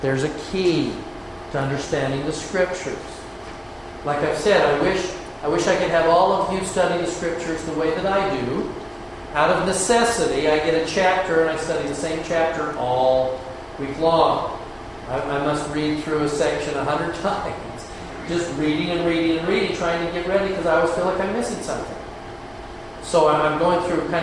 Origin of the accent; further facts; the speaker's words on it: Utah, United States; as a boy, growing up in Utah